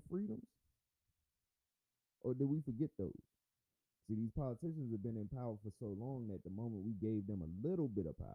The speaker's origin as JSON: {"language": "English", "country": "United States", "said": "I am an American, first and foremost"}